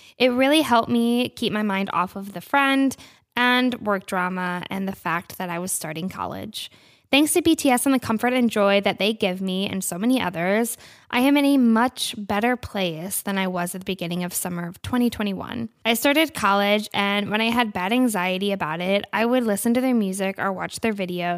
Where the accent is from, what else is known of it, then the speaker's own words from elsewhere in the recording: New Hampshire, United States; I'm 19 from New Hampshire.